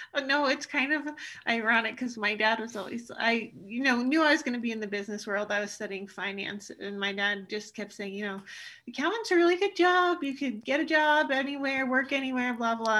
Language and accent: English; Alta, Utah, United States; when I'm a kid growing up at Alta Ski area in Utah